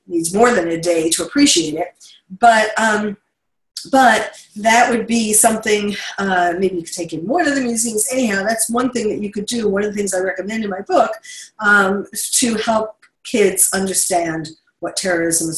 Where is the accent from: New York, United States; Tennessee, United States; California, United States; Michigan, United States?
New York, United States; New York City; moved away; I'm from New York City